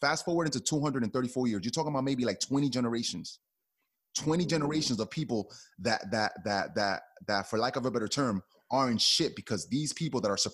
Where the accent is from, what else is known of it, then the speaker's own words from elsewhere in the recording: Hoboken, New Jersey, United States; I grew up in the Hoboken projects with my aunt.